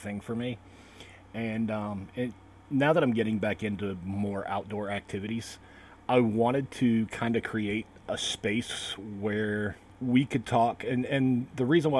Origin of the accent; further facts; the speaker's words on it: North Carolina, United States; also born or lived in Salem, Massachusetts; my family moved here when I was 5